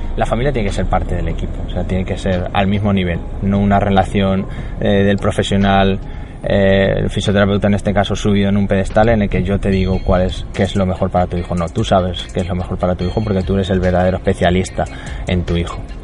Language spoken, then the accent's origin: Spanish; Talavera de la Reina, Castilla-La Mancha, Spain; me fui a un centro de educación especial de donde yo soy, en Talavera, cerquita de mi casa